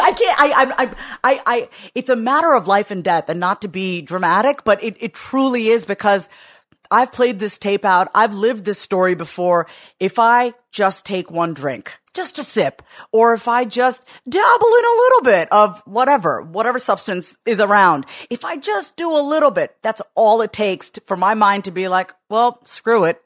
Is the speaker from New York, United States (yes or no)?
yes; Long Island, New York, United States; I was born in nineteen eighty-two on Long Island, New York